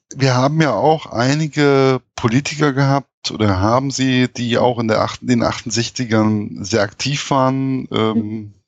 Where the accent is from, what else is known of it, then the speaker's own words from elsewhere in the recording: Hesse, Germany; als Hesse